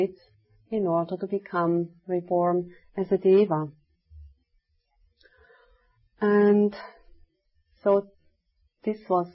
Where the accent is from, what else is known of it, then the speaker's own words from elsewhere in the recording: Switzerland; moved away; I was telling them from Switzerland